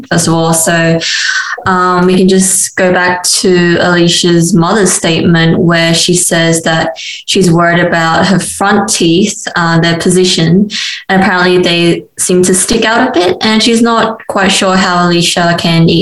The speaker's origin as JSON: {"language": "English", "town": "Sydney", "region": "New South Wales", "country": "Australia", "moved": "yes", "lives_now": "Adelaide, Australia", "said": "I'm a BDS3 student this year and from Sydney."}